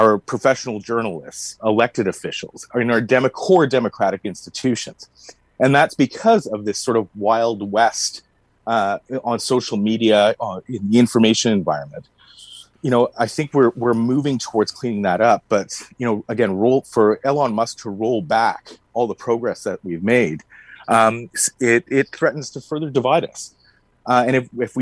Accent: Canada; a Canadian citizen

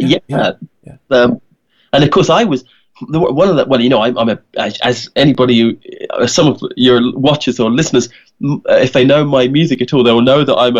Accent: Kent, South East England, United Kingdom; moved away as an adult; also born or lived in Donegal, Ireland; now in Kent, United Kingdom; I was born in Kent. Kent is a little county in England.

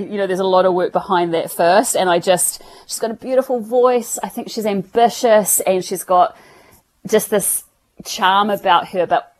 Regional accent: New Zealand

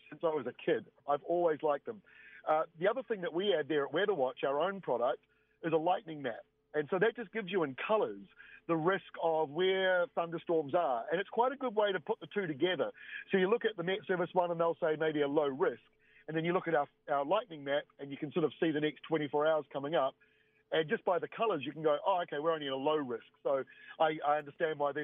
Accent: Bay of Plenty and Waikato, New Zealand; now in Auckland, New Zealand; I grew up in Bay of Plenty and Waikato in the rural areas where it was minus fives and minus sixes and foggy all day long

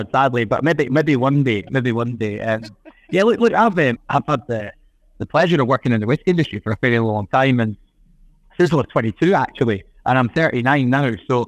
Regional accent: Fife, Scotland, United Kingdom; where I grew up in Fife

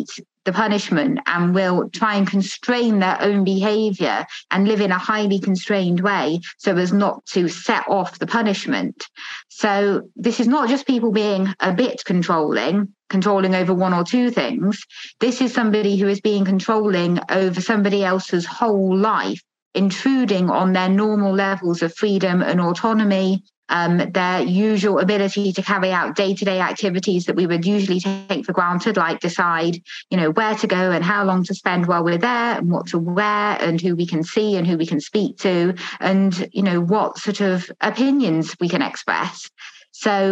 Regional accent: United Kingdom; I'm a British academic, just started a new job as associate professor at Durham University.

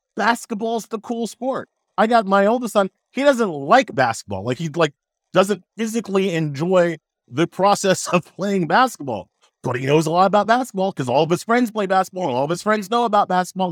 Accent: New York City, New York, United States; also born or lived in Long Island; I was born in Flushing, right? So, so, so you could hear Shea from, uh, my apartment window um, uh, when I was growing up

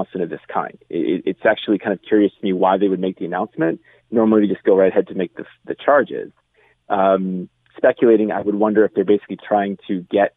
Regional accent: United States; as an American

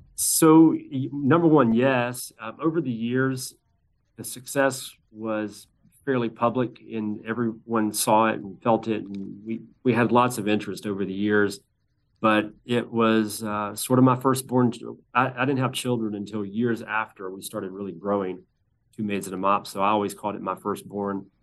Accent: Birmingham, Alabama, United States; my hometown of Birmingham

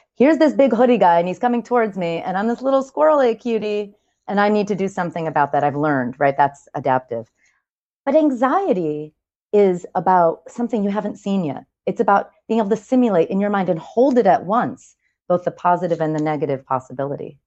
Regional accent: New York, United States; I'm a New Yorker

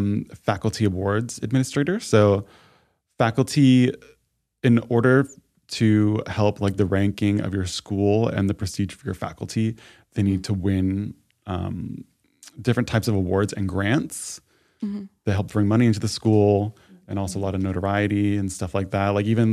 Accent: New York, United States; now in Los Angeles, United States; everyone where I'm from State New York, everyone moves to New York City.

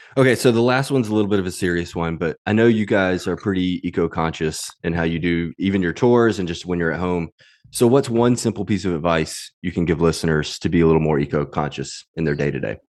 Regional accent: Mississippi, United States; I grew up in Mississippi

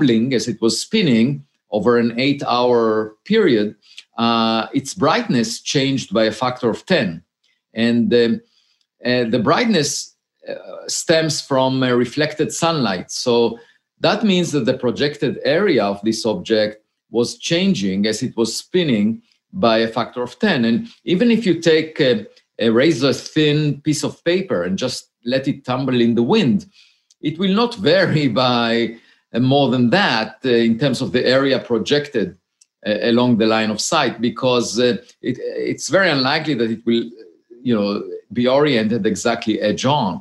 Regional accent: Israel; moved away as an adult; now in United States; I grew up in Israel and I had to serve in the military.

